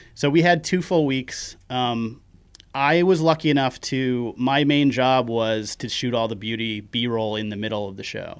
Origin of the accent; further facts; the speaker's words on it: Kenduskeag, Maine, United States; accent: Maine; also born or lived in Bangor; I grew up in Kanduskeg, which is, you know, fifteen minutes inland